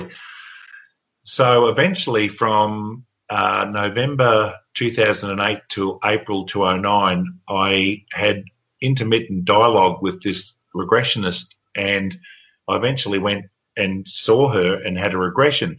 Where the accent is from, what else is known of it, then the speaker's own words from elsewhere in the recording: Bairnsdale, Victoria, Australia; moved away as an adult; now in Victoria, Australia; in my hometown of Bairnsdale, I lived on the edge of town